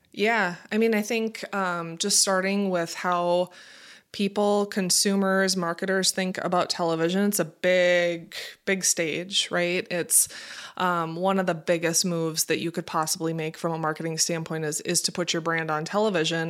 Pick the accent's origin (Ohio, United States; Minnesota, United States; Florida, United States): Minnesota, United States; also born or lived in Fargo, North Dakota; I grew up in Minnesota. Um, born and raised, have been here all my life